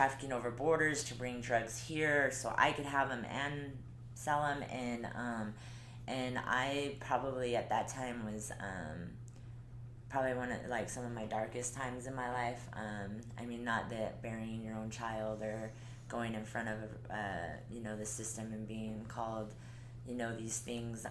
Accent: Colorado, United States; moved away as an adult; now in Utah, United States; I'm from Colorado

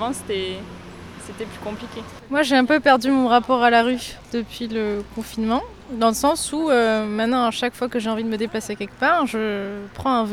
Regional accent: Spain; Rien n'a changé pour nous, non. On est espagnol et rien n'a changé.

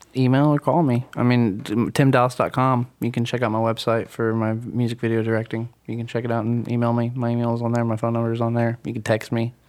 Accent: Atlanta, Georgia, United States; I come I come from Atlanta, man. I come from … as being growing up.

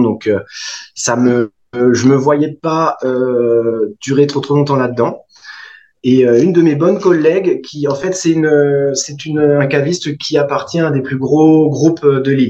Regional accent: Brittany, France; moved away as an adult; also born or lived in Champagne / Edinburgh, United Kingdom; now in Tahiti, French Polynesia; j'ai grandi en Bretagne.

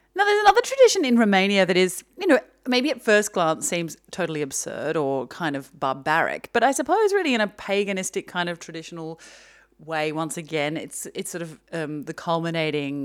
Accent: Australia; moved away; growing up in Australia

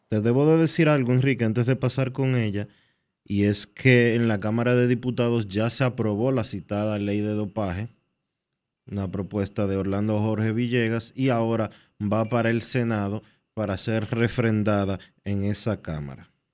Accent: Dominican Republic

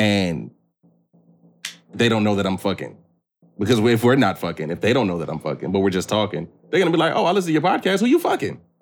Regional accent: Battle Creek, Michigan, United States; born or raised there

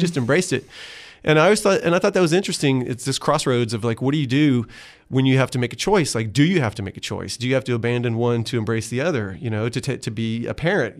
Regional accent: Austin, Texas, United States; I came from South Austin, you know, blue collar

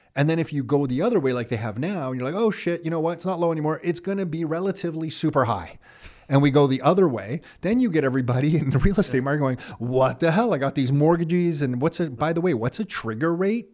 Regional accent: Canada; I'm Canadian

